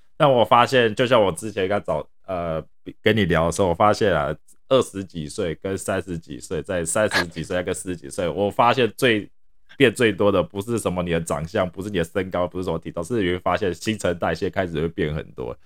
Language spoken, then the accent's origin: Chinese; Taiwan; 我们台湾人啊，亚洲人饮食啊，偏好比较属于那种高盐、高盐、高油